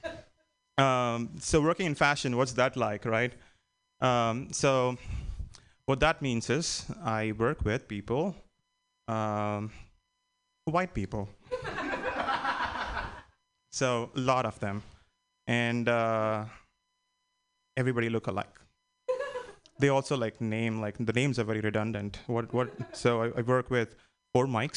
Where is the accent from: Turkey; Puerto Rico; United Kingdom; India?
India; moved away; I'm an immigrant, and I think by now you'd have known that I'm from India